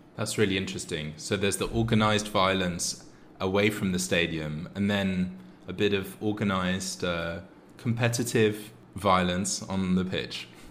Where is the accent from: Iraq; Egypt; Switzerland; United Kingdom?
United Kingdom; We're two British people